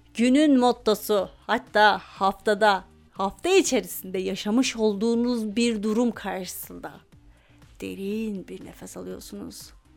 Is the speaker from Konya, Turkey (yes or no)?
no; Afyonkarahisar, Turkey; Afyon Ege'de arkadaşlar. Doğusu batısı altı üstü yok bunun. Afyon Ege'de. Biz Ege'nin incisi olduğumuzu bas bas bağırarak söylüyoruz.